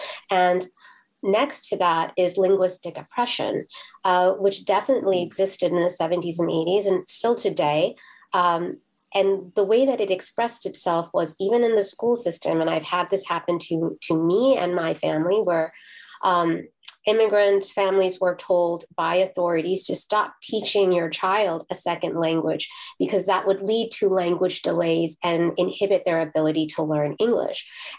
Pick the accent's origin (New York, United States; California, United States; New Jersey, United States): New York, United States; Brooklyn; born there; I was born in Brooklyn, New York.